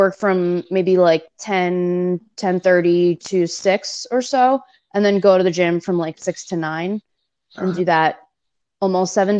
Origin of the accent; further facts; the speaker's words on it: New York City, New York, United States; moved away as an adult; now in Richmond, United States; I was born and raised in New York City. I lived there till I was 25. And then I moved to Richmond, Virginia.